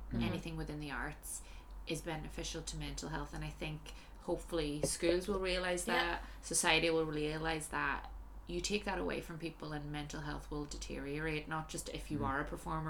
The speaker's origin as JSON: {"language": "English", "country": "Ireland", "also_born_or_lived": "London / Shanghai", "moved": "yes", "said": "I'm Irish."}